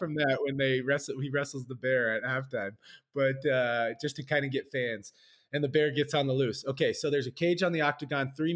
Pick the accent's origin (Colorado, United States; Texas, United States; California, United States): California, United States; Orange County, LA area; moved away; I'm from Orange County, LA area